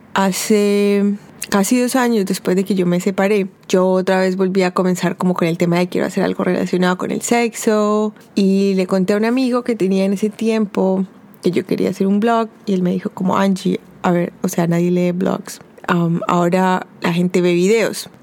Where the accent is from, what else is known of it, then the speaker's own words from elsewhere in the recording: Colombia; yo era de Colombia